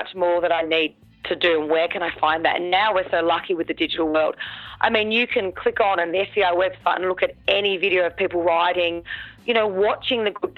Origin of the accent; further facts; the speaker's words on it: Victoria, Australia; I'm from Victoria